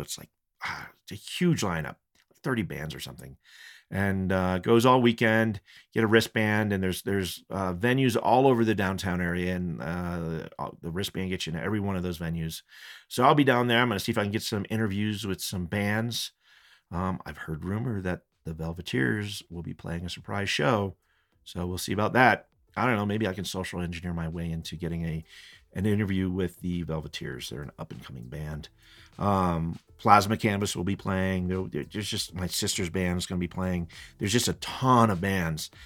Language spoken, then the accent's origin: English; Fort Collins, Colorado, United States; now in Estes Park, United States; I grew up skateboarding down in Fort Collins